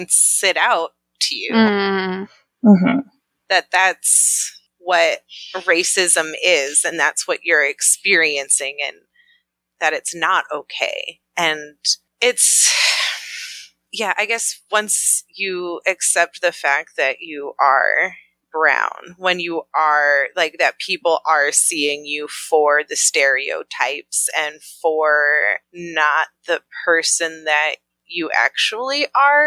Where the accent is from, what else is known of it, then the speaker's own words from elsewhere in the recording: Highland Park, Illinois, United States; moved away as an adult; also born or lived in Ohio; now in Southern Oklahoma, United States; I'm from Highland Park. I was raised in that sweet little bubble of conservative Jews in the North Shore of Chicago